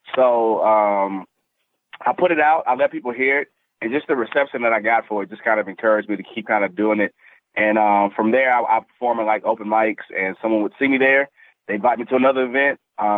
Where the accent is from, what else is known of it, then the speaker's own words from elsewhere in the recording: Tampa, Florida, United States; born there; I was born in Tampa, Florida. I'm an Army brat. So I'm pretty much from everywhere and nowhere at the same time.